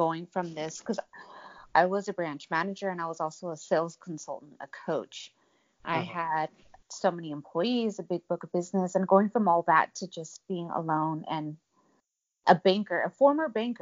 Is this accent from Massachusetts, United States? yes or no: no; Santa Cruz County, California, United States; moved away as an adult; also born or lived in Arizona; I'm born and raised in California